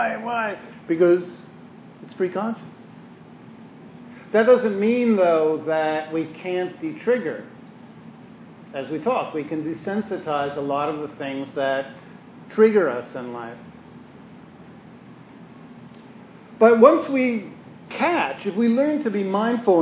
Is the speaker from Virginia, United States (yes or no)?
no; New York City, New York, United States; moved away; I'm from Brooklyn.